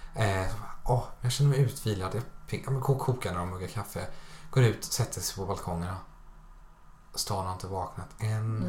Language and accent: Swedish; Småland, Sweden; som smålänning då som jag är